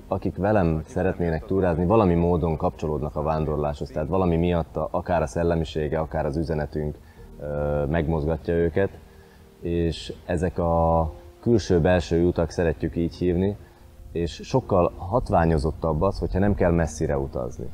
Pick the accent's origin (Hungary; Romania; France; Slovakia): Slovakia; itt születtem és itt élek